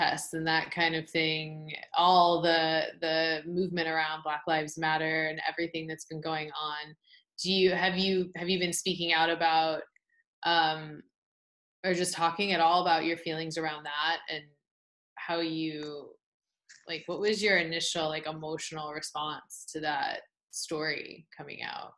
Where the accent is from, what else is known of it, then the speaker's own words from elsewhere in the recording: Kansas, United States; I grew up in Kansas